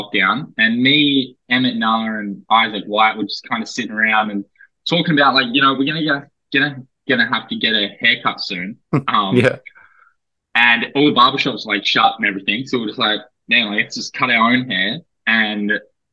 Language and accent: English; Perth, Western Australia, Australia; moved away as an adult; also born or lived in Canberra; now in Illawarra, Australia; growing up in Perth, I got awesome family life, two brothers and a sister